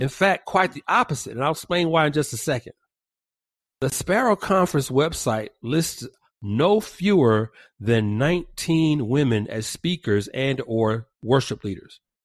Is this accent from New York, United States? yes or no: no; Georgia, United States; now in California, United States; back in my home state of Georgia